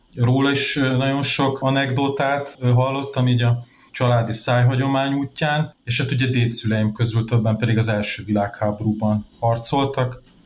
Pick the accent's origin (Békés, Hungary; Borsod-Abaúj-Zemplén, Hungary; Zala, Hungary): Zala, Hungary; Nagykanizsa; 1984-ben születtem itt Nagykanizsán, azóta is változatlanul ugye itt a városban élek